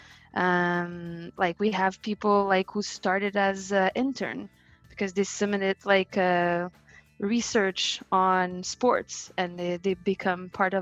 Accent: Canada; accent: French Canadian; Probably tell from my accent.

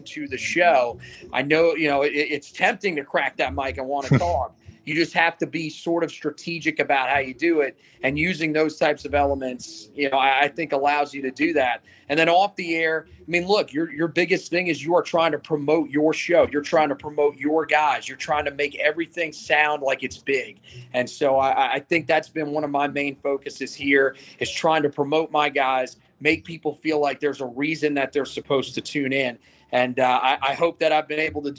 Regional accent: Northeast, United States; now in Charlotte, United States; I'm from the Northeast originally

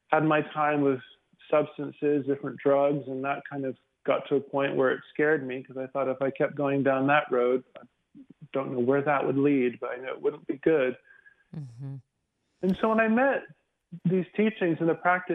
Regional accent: the South, United States; also born or lived in Houston; now in Dallas, United States; growing up in the South in a small town

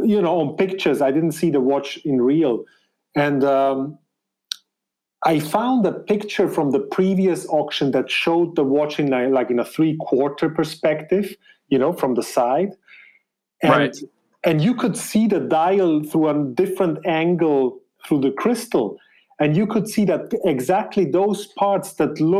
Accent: German-speaking Switzerland, Switzerland; English is a second language; I am of Spanish descent, but born in Switzerland and raised there in the German part, as you can tell by my accent

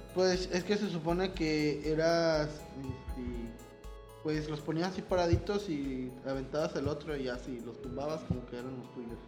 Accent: Mexico; como mexicano, como niño mexicano

